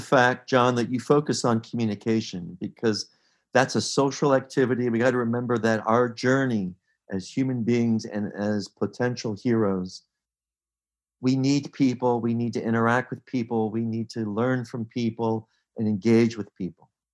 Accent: Pittsburgh, Pennsylvania, United States; I grew up in Pittsburgh

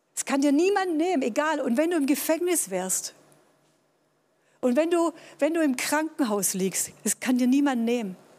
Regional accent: Tübingen, Baden-Württemberg, Germany; ich bin in Tübingen groß geworden, war hier auf einem humanistischen

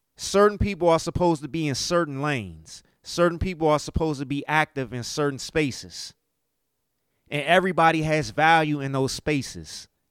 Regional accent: United States; me being an American and dealing with inflation

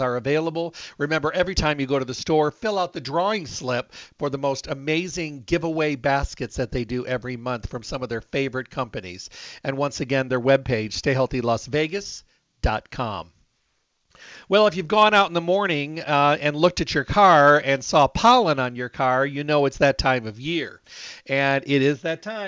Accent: Michigan, United States; moved away; Michigan. That's where I was raised

